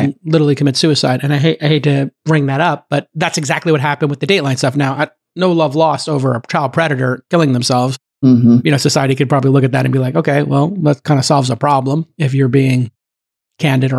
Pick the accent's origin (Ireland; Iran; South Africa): Ireland; I'm Irish